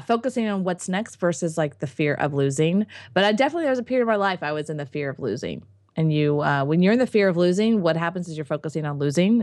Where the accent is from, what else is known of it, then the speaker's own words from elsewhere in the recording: United States; I'm an American